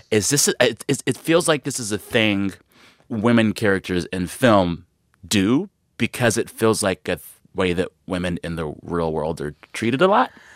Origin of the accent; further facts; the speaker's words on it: San Antonio, Texas, United States; moved away as an adult; also born or lived in Seguin, Texas; now in Los Angeles, United States; I'm from San Antonio